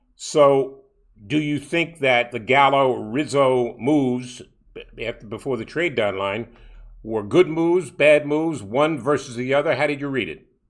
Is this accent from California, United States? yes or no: no; New York City, New York, United States; when I was a kid living, growing up in Brooklyn